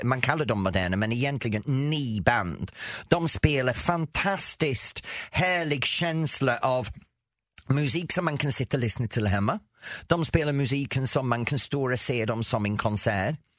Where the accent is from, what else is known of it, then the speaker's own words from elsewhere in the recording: England, United Kingdom; Swedish is a second language; moved away as an adult; now in Sweden; sen jag flyttade från England i 83